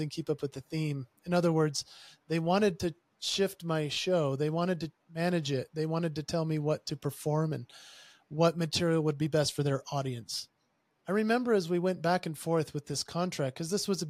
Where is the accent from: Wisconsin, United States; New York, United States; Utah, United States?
Utah, United States; I am from Utah, and Utah obviously has a predominant culture of the members that are of the Church of Jesus Christ of Latter-day Saints. And they're commonly known as Mormons. I grew up in that culture.